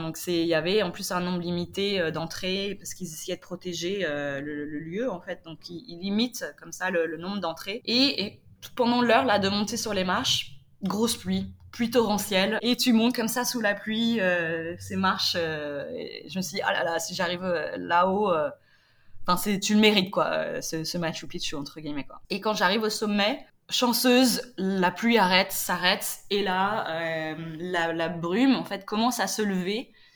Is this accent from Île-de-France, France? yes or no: no; Nantes, Pays de la Loire, France; moved away; je viens à l'origine de Nantes